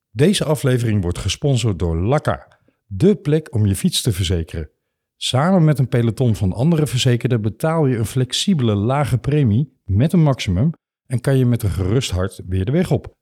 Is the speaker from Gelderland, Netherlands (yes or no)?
no; Limburg, Netherlands; now in Amsterdam, Netherlands; ik ben een Limburger ah. van geboorte